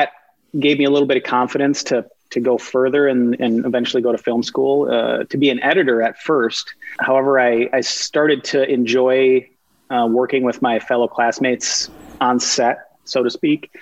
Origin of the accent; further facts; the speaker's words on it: Minnesota, United States; being a Minnesotan, which has almost no film or TV industry